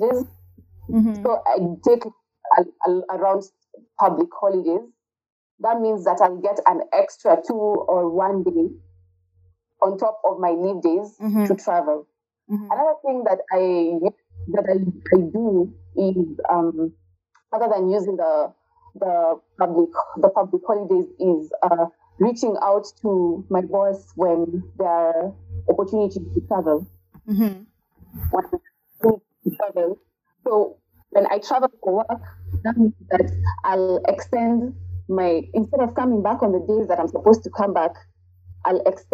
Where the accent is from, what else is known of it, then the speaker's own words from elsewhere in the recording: Kenya; accent: Kenyan; for me as a Kenyan